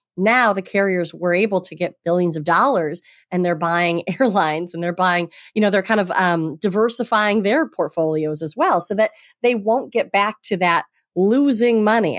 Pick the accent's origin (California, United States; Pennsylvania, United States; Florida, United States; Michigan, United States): Michigan, United States; Traverse City; moved away as an adult; also born or lived in Holland, Michigan; now in Boston, United States; I'm from Michigan originally and grew up on the lakes